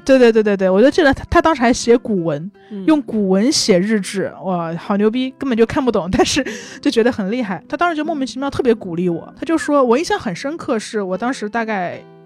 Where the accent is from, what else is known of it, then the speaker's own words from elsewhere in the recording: Changsha, Hunan, China; now in Beijing, China; 我长沙人